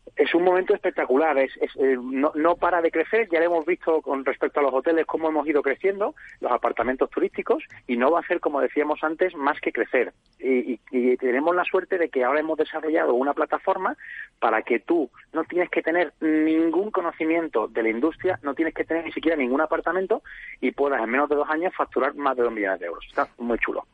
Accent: Jerez de la Frontera, Andalusia, Spain; como puedes ver por mi acento yo soy de Jerez de la Frontera

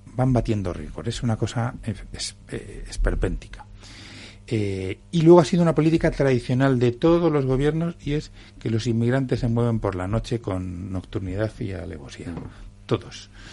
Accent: Canary Islands, Spain; now in Madrid, Spain; yo tengo la la doble condición de ser eh, madrileño, que venimos de cualquier lado, y encima soy canario

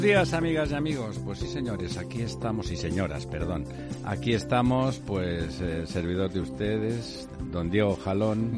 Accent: Barcelona, Catalonia, Spain; moved away; en Barcelona, en Barcelona, en mi pueblo

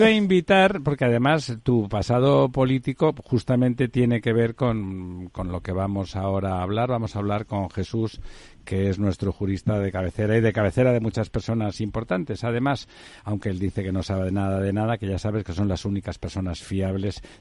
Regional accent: Catalonia, Spain; yo también soy catalán y por lo tanto tu posición en Cataluña me implica un valor que la gente fuera no acaba de entender

